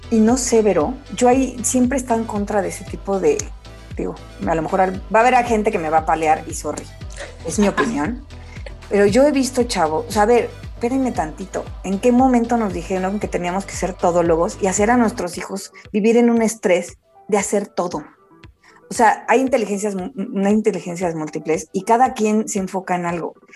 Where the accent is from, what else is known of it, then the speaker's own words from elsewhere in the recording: Mexico; a mí como mamá mexicana